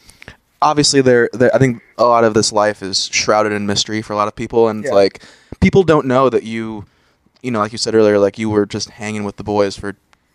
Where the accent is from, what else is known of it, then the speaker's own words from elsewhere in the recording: Northern Ohio, United States; I'm from Northern Ohio